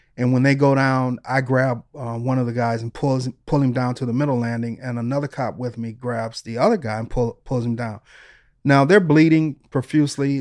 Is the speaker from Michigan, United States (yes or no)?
yes; Detroit, Michigan, United States; moved away; also born or lived in Los Angeles; when I was growing up in Detroit